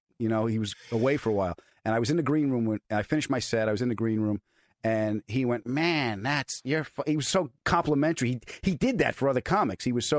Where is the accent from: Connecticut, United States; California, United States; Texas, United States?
Connecticut, United States; Bridgeport; I'm from Bridgeport, Connecticut.